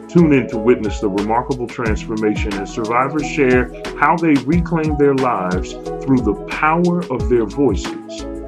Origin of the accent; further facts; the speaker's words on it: Pennsylvania, United States; I'm from Pennsylvania